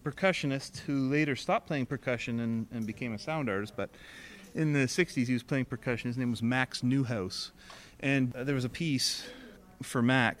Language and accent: English; Oshawa, Ontario, Canada; Oshawa, Ontario.